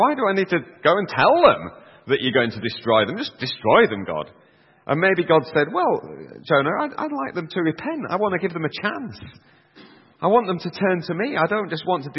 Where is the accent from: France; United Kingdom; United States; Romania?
United Kingdom; Yorkshire and the Humber; I'm a Yorkshireman myself